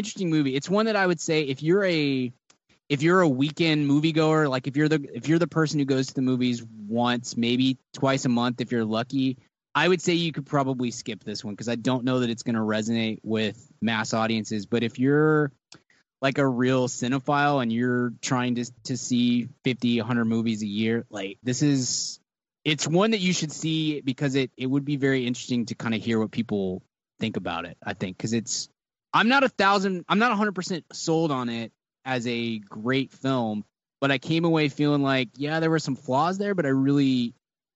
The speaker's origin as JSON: {"language": "English", "region": "the South", "country": "United States", "said": "I'm from the South"}